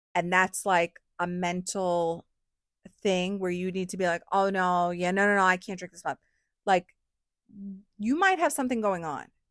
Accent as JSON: {"language": "English", "region": "New York", "country": "United States", "said": "I'm from New York"}